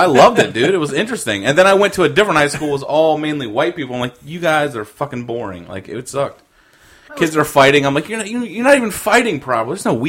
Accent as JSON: {"language": "English", "region": "Virginia", "country": "United States", "also_born_or_lived": "Salem", "said": "I'm from Virginia, and there's a lot of Filipinos there"}